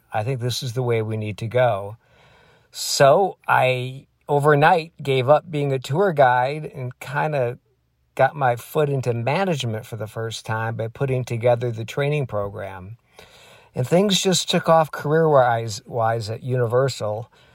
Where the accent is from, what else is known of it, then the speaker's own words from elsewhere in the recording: Michigan, United States; moved away as an adult; I grew up in Michigan